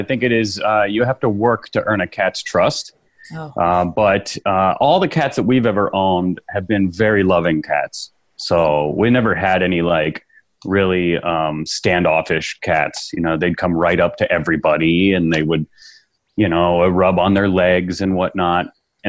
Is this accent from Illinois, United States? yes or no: yes; Chicago, Illinois, United States; from Chicago, Illinois.